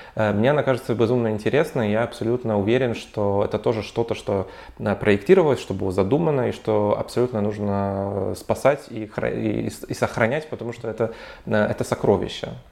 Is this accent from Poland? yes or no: yes; Warsaw, Masovian Voivodeship, Poland; я вообще из Варшавы, у нас в Варшаве